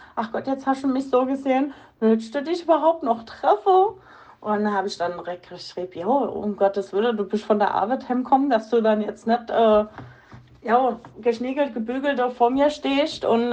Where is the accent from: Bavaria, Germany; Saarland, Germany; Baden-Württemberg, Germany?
Saarland, Germany; moved away; ich bin ja ursprünglich aus dem Saarland